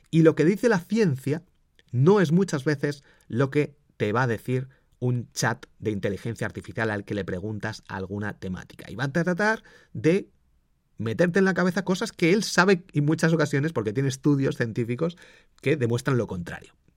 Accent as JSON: {"language": "Spanish", "town": "Valladolid", "region": "Castile and León", "country": "Spain", "tie": "born there", "also_born_or_lived": "Madrid", "said": "Yo soy del Real Valladolid, yo nací allí. Siempre cuando me preguntan digo que soy de Madrid para eh, Valladolid. Eh, soy de Madrid, porque he vivido mucho tiempo en Madrid"}